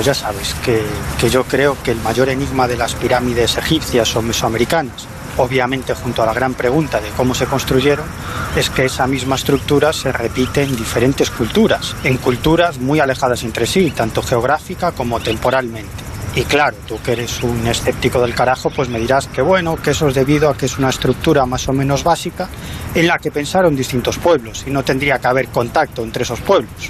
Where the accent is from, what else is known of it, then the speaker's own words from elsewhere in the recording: Galicia, Spain; soy un gallego un poquito raro